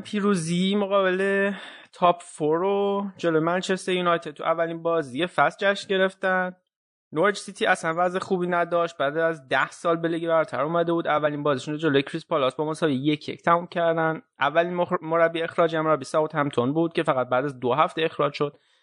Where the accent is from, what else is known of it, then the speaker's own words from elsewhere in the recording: Isfahan, Iran; من که بچه اصفهانم